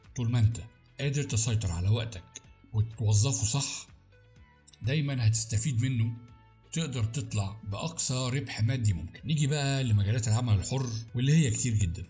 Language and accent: Arabic; Egypt; أنا شخص مصري